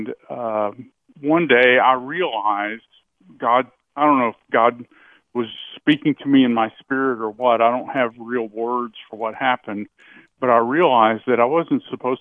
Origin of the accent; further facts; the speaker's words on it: United States; I was born in America